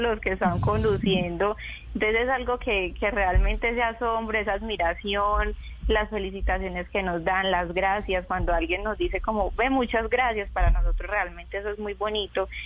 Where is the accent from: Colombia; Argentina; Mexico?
Colombia; Chigorodó, Antioquia; moved away as an adult; now in Medellín, Colombia; yo nací en Medellín y me crié en Chigorodó, en el Urabá antioqueño